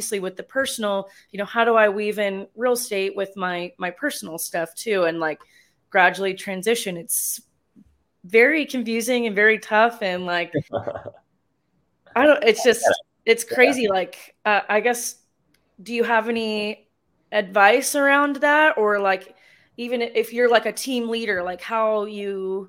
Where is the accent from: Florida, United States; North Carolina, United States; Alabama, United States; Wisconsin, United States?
North Carolina, United States; now in San Angelo, United States; I'm originally from North Carolina